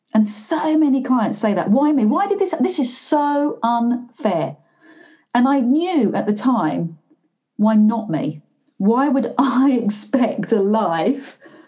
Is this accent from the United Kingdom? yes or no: yes; Glasgow, Scotland, United Kingdom; I am by Glaswegian, so I am by nature quite a townie